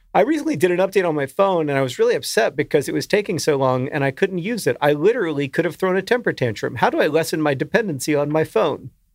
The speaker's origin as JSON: {"language": "English", "area": "the South", "region": "Southern United States", "country": "United States", "accent": "Southern", "said": "my natural Southern accent"}